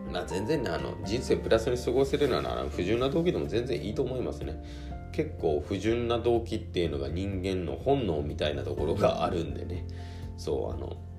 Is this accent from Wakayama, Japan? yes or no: no; Hirado, Nagasaki, Japan; もともと長崎県平戸市出身